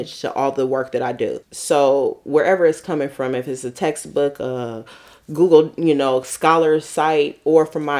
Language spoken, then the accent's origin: English; San Francisco, California, United States; moved away; growing up in San Francisco